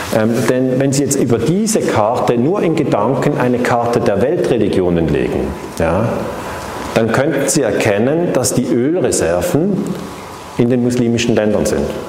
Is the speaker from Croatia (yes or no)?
no; Switzerland; accent: Swiss; Ich bin eben aus der Schweiz. Man hört das an diesem äh, Schweizer Akzent